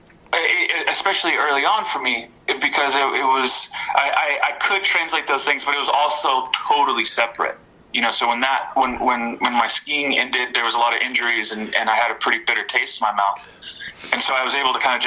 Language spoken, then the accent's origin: English; West Texas, United States; I was born in West Texas